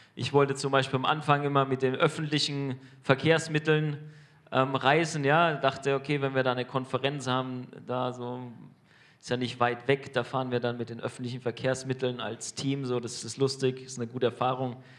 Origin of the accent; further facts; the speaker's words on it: Germany; als Deutsche